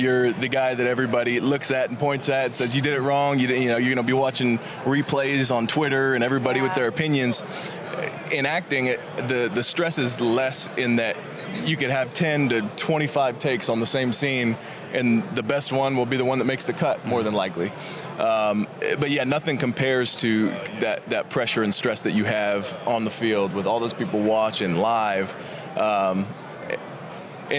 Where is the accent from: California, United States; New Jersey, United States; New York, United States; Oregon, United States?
California, United States; Sacramento; born or raised there; also born or lived in San Diego